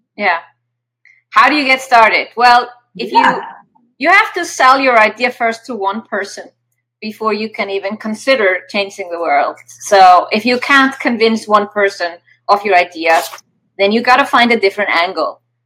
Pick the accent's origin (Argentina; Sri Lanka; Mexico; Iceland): Iceland; I come from Iceland